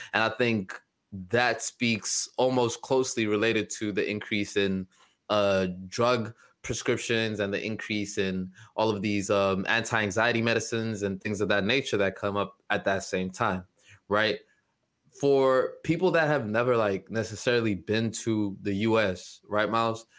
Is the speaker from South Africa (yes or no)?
yes; South Africa; moved away; my home country of South Africa